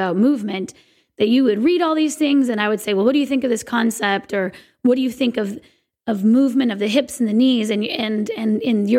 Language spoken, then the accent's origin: English; Sequim, Washington, United States; my hometown of Squim, Washington